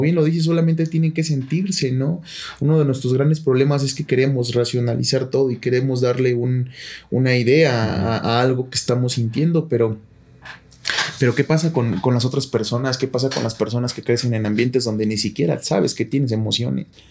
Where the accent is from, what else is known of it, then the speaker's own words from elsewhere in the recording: Mexico; lo que somos como mexicanos